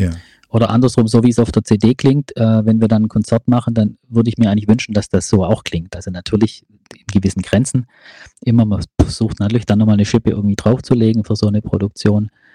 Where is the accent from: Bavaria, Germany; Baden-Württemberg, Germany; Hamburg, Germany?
Baden-Württemberg, Germany; Ravensburg; ich komme aus Ravensburg